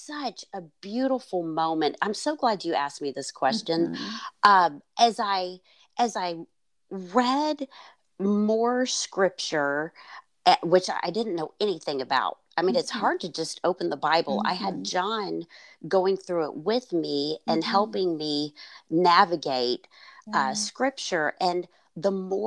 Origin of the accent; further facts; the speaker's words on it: Fort Worth, Texas, United States; I grew up in Fort Worth